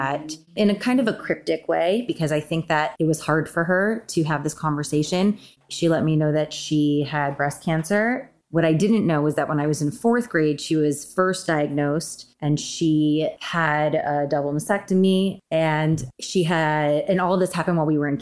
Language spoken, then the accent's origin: English; a suburb of New York, United States; moved away as an adult; now in Los Angeles, United States; I grew up in a suburb of New York